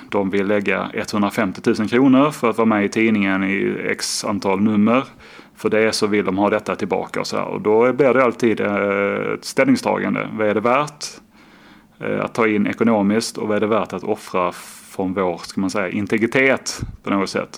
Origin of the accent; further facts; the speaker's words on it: Skåne, Sweden; now in Gothenburg, Sweden; Jag är eh, från Skåne, bor då i Göteborg